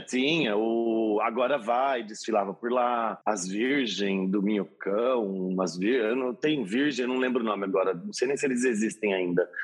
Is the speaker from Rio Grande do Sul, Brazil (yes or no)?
no; Nova Odessa, São Paulo, Brazil; moved away as an adult; also born or lived in Campinas; now in São Paulo, Brazil; Nascida em Campinas mas cresci em Nova Odessa, então a minha cidade eu digo que é Nova Odessa